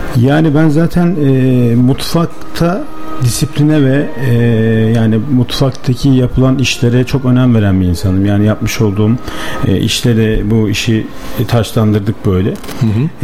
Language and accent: Turkish; Yenişehir, Bursa, Turkey; 1986 Bursa Yenişehir doğumluyum.